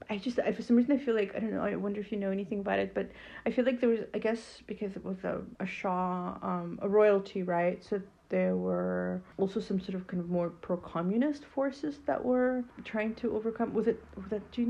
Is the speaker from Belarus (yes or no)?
yes; Belarus; now in Los Angeles, United States; I'm staying at the apartment that used to belong to my grandparents, and I was born in a hospital just across the street, but in a different country. It was then Soviet Union.